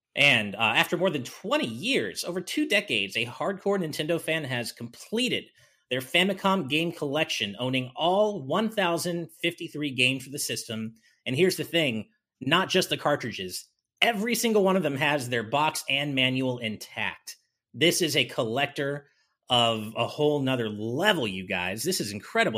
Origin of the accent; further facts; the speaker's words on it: United States; now in Japan; as an American